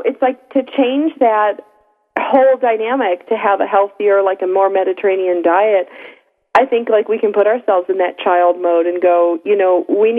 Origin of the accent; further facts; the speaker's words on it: Upper East Coast, Northeast, United States; moved away; I'm from the East Coast, Upper East Coast